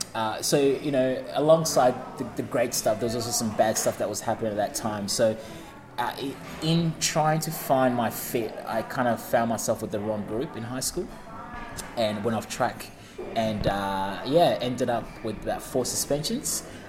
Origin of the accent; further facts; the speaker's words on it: Ringwood, Victoria, Australia; also born or lived in New Zealand; And growing up in Ringwood, I was the only coloured guy at school.